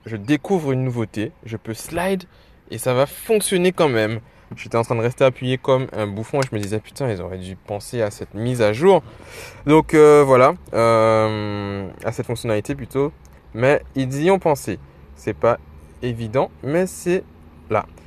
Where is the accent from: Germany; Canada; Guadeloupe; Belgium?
Guadeloupe; je suis en Guadeloupe, je suis guadeloupéen